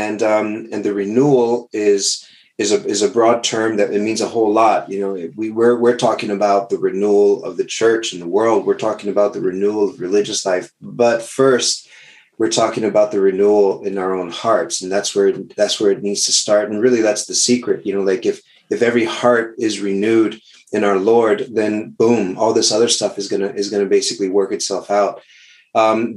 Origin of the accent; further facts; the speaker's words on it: South Texas, United States; moved away as an adult; also born or lived in New Jersey; I'm originally from Texas